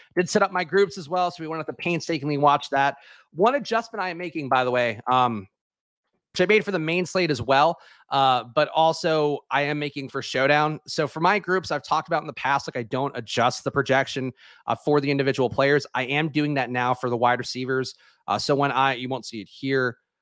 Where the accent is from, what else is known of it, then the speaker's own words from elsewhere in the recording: New York, United States; I am born and raised in New York